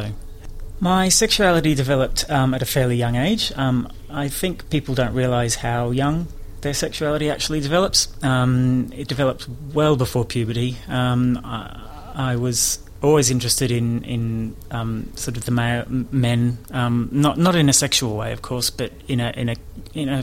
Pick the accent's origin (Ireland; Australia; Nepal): Australia; Melbourne, Victoria; moved away as an adult; also born or lived in Sydney / United Kingdom; I was born in Melbourne at the Royal Women's Hospital